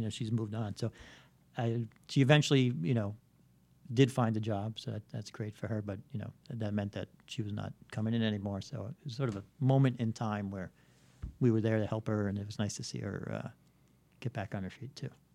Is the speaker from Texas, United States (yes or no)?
no; New York City, New York, United States; I grew up in Bayside